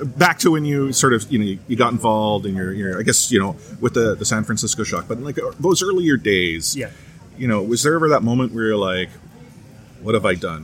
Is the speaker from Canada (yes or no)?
yes; Vancouver, British Columbia, Canada; I'm from Vancouver. I'm a biased Vancouver sports fan.